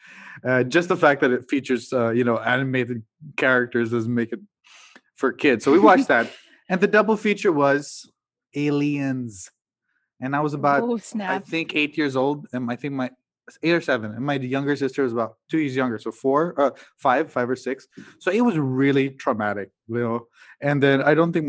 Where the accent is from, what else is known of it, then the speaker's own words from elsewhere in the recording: Cagayan de Oro, Northern Mindanao, Philippines; I grew up in Mindanao, in Cagayan de Oro